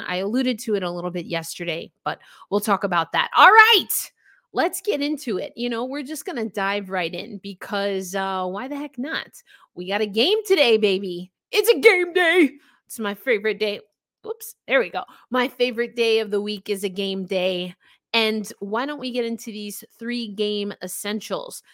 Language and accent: English; New York, United States; I'm not Italian, but I am a New Yorker